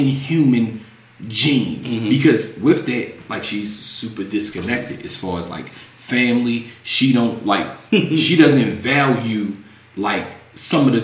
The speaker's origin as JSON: {"language": "English", "town": "Annapolis", "region": "Maryland", "country": "United States", "said": "I'm from Annapolis"}